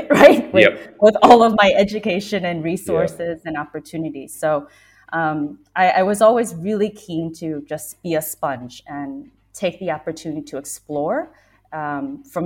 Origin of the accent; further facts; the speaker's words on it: Missouri, United States; moved away as an adult; also born or lived in Vietnam / New York; now in London, United Kingdom; growing up in Missouri